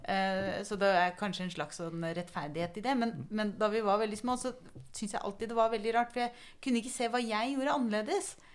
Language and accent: Norwegian; Telemark, Norway; jeg kommer jo fra Telemark